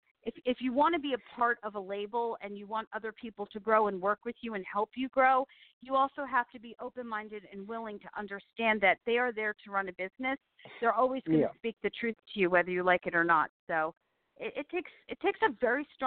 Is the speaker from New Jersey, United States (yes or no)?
yes; New Jersey, United States; moved away; I'm from New Jersey